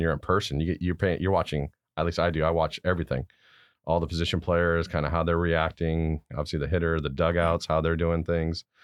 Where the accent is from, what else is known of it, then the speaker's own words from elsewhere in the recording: Garden Grove, California, United States; also born or lived in Stuttgart, Germany; I was born in Stuttgart, Germany. My dad's stationed there in the Army. I was away there for a couple of years. But we came back and I grew up in Garden Grove, California.